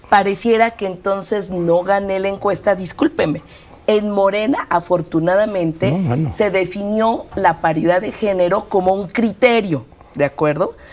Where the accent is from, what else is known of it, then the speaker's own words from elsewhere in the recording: Mexico City, Mexico; also born or lived in Iztapalapa; yo, yo nací en el Poniente, nací En, la, en, la, colonia Nativitas.